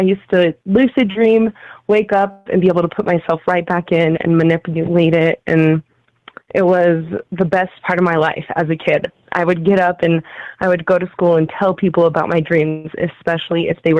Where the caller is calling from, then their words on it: Utah, United States; I'm calling from Utah.